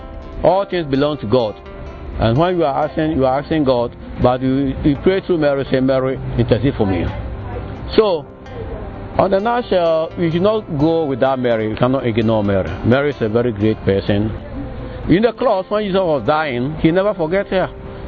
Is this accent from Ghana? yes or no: yes; Ghana; From Ghana.